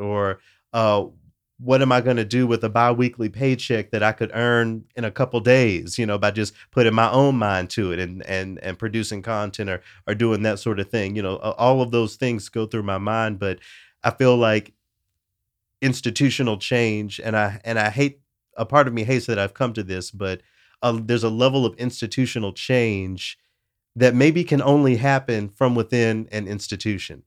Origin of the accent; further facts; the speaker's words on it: Tennessee, United States; it shouts out my home state.